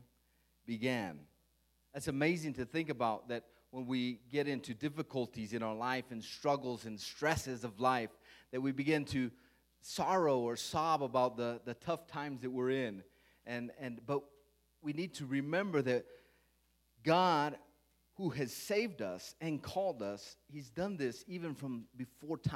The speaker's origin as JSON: {"language": "English", "town": "Las Cruces", "region": "New Mexico", "country": "United States", "tie": "born or raised there", "said": "my wife and I, we grew up in Las Cruces, New Mexico."}